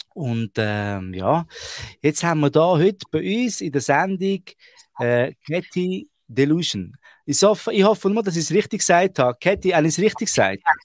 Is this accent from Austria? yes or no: no; Switzerland; bei uns Ausländern, die wo, wo in der Schweiz aufwachsen.